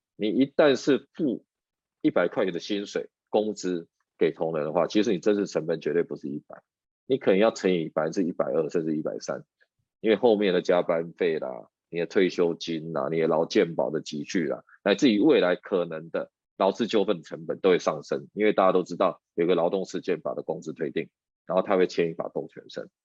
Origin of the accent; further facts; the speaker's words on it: Taiwan; 我们台湾人